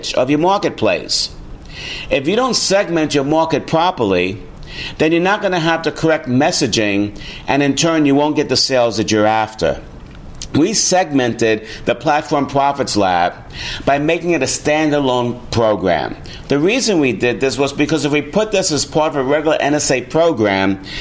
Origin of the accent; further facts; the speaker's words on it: New York City, New York, United States; my hometown, New York City